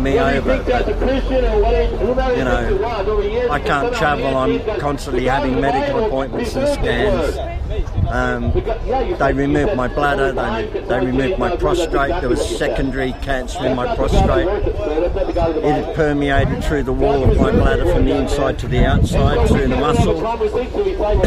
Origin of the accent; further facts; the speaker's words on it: Australia; accent: Australian; moved away as an adult; now in United Kingdom; I was raised in Australia, hence the twang